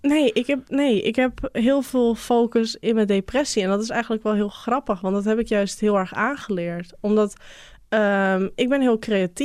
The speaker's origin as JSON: {"language": "Dutch", "region": "North Holland", "country": "Netherlands", "said": "Bij ons in Noord-Holland heb je grote boerderijen."}